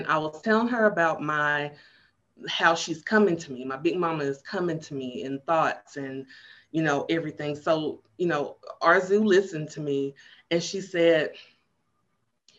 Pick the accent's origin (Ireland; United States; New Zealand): United States; Chattanooga, Tennessee; also born or lived in Knoxville, Tennessee; my family moved to Chattanooga when I was 2